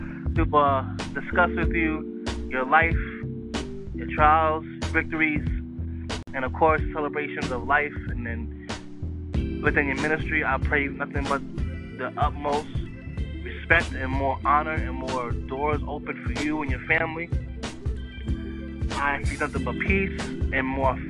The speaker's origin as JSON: {"language": "English", "region": "New York", "country": "United States", "said": "I'm a New Yorker."}